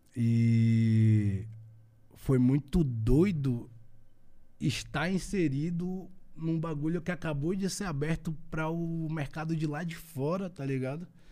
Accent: Northeast Region, Brazil; é de onde eu venho

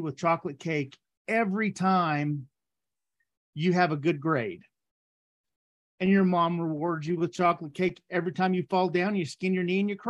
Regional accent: Texas, United States; I grew up in Texas, and growing up in Texas

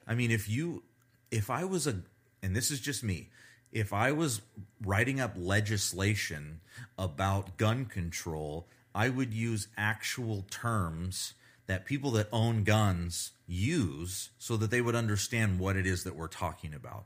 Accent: United States; I'm an American

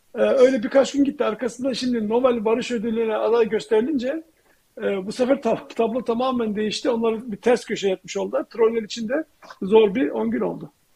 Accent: Turkey; now in United States; ben Türkiye'den

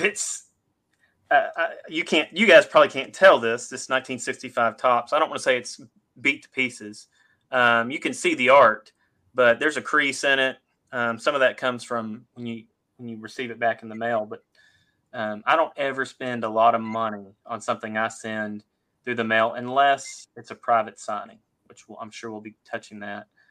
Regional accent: Fort Worth, Texas, United States; I grew up in Fort Worth, Texas

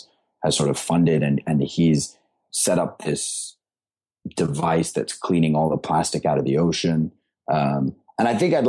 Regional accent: Singapore; also born or lived in India; I grew up in Singapore after living kind of around the world, and I came back here.

